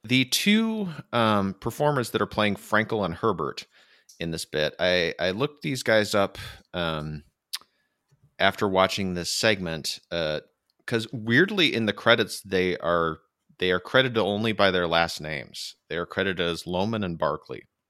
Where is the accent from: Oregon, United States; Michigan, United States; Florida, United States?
Michigan, United States; now in California, United States; I grew up in Michigan, which is an extremely flat place